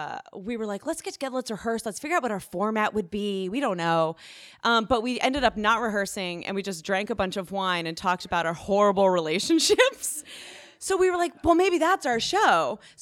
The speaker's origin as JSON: {"language": "English", "region": "Ohio", "country": "United States", "said": "I'm from Ohio."}